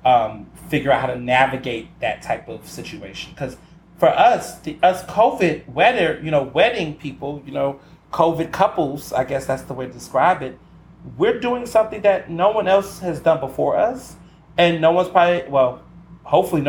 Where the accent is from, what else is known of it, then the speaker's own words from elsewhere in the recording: Houston, Texas, United States; I grew up in Houston